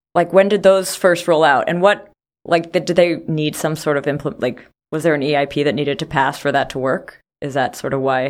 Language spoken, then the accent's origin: English; Canada; I'm from Canada